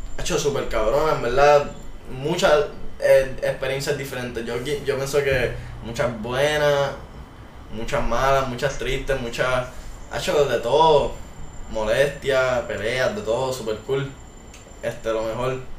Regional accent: San Juan, Puerto Rico; now in Guaynabo, Puerto Rico; soy de San Juan, Puerto Rico, vivo en Guaynabo actualmente

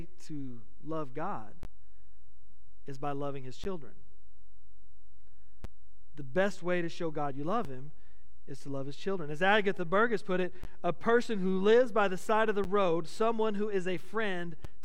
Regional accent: Midland, Texas, United States; moved away as an adult; also born or lived in Grand Prairie, Texas; I moved from Midland to Grand Prairie, so I was in the big city, you know. I was in the Metroplex, and I'd always lived in a small West Texas town

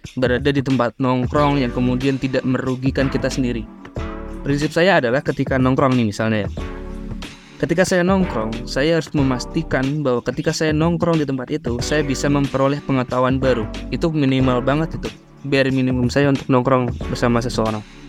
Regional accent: Ngawi, East Java, Indonesia; moved away as an adult; now in Bogor, Indonesia; aku dari Ngawi Jawa Timur, asal daerahnya

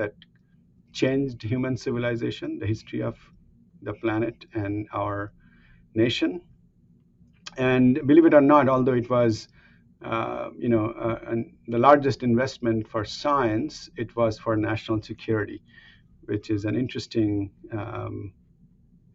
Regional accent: India; moved away as an adult; now in Oak Ridge, United States; I've spent as much time here that I have spent growing up in India.

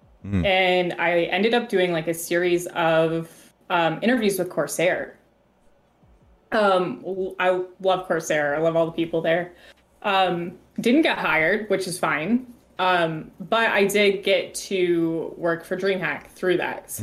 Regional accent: Florida, United States; moved away as an adult; now in Michigan, United States; I'm originally from Florida.

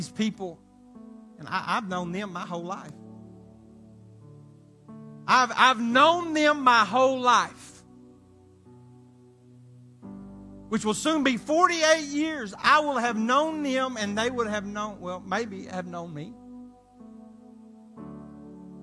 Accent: Arkansas, United States; where I'm from Arkansas

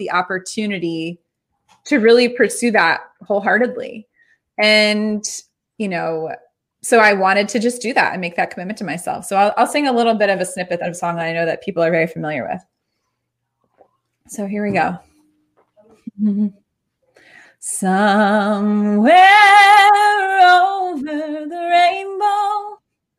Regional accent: Baltimore, Maryland, United States; also born or lived in Spain; I live, born and raised in Baltimore, Maryland

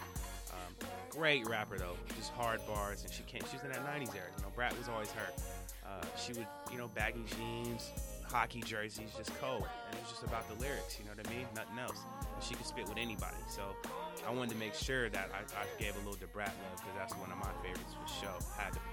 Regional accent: Sacramento, California, United States; also born or lived in San Jose; I'm from the Bay Area, as I've said before. I was born in San Jose, but I grew up in Sacramento, in the 916

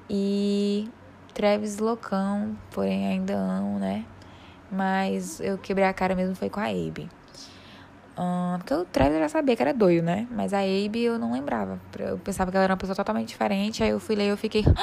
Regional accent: Piauí, Brazil; Eu sou do Piauí, então eles falarem de pão de queijo, eh, eu entendo, mas não é uma coisa assim. Quer falar de panelada?

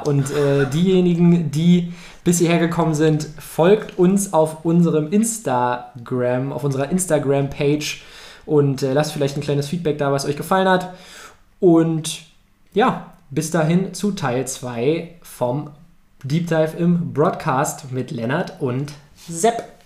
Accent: Brandenburg, Germany; also born or lived in Berlin; geboren in Berlin, aufgewachsen in Brandenburg.

